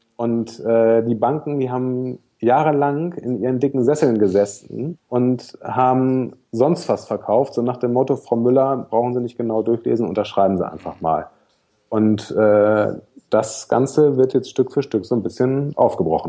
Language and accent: German; Germany; moved away as an adult; now in Hamburg, Germany; Ostsee, das ist meine Heimat, nicht gebürtig, aber äh, da habe ich von 12 bis 19 gewohnt, so die wichtigsten Jugendjahre